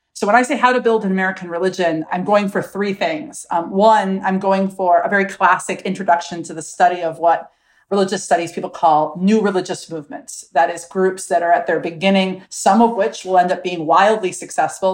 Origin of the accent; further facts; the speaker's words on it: Milwaukee, Wisconsin, United States; I was raised in Milwaukee, Wisconsin